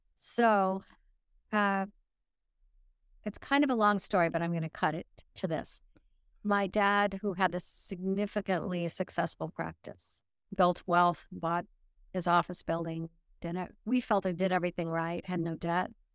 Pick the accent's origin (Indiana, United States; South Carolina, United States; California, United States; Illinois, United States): Illinois, United States; also born or lived in Nuremberg, Germany; I started my life in Illinois.